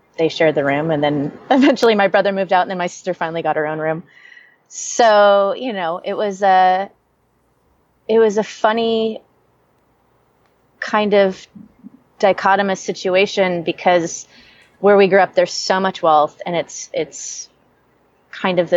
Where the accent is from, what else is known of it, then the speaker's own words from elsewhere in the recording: Newport Beach, California, United States; moved away as an adult; also born or lived in Bangkok / San Francisco / New York; now in Los Angeles, United States; I was raised in Newport Beach